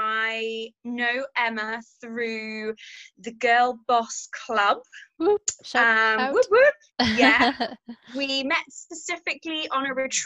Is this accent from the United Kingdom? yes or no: yes; England, United Kingdom; moved away as an adult; now in Wales, United Kingdom; I am English. I have been living in Wales probably about 10 years now. And I live out in the green, green valleys.